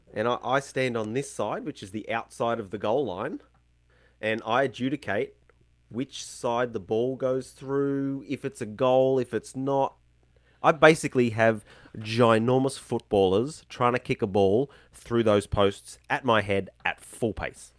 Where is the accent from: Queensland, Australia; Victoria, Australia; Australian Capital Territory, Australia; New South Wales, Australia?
Queensland, Australia; Brisbane; moved away as an adult; now in Tasmania, Australia; I grew up in Queensland, Brisbane, so north hot